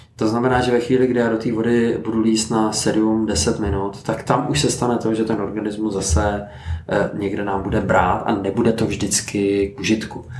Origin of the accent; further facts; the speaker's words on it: Teplice, Ústí nad Labem Region, Czechia; já jsem z Teplic eh, a chodím se otužovat nahoru na Cínovec